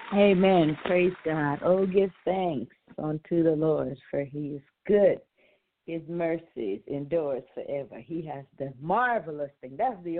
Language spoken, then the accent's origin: English; U.S. Virgin Islands; now in United States; So, Sister Shanice, we came from the Virgin Islands.